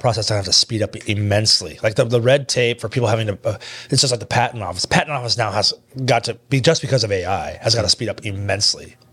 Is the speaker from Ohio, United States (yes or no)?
no; Kearney, Nebraska, United States; I'm from Kearney.